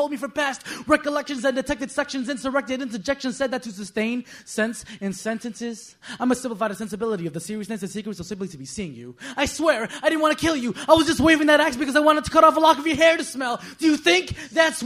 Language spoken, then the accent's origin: English; New York City, New York, United States; moved away as an adult; now in Oneonta, United States; I'm from Queens.